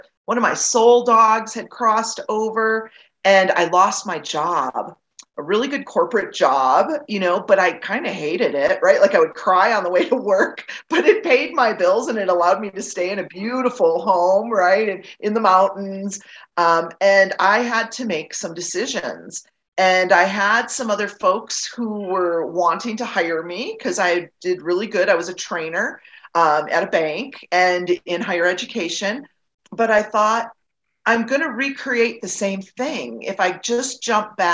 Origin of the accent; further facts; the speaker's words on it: Wisconsin, United States; moved away as an adult; now in Colorado, United States; I was born and raised in Wisconsin, not far from where your father lived, actually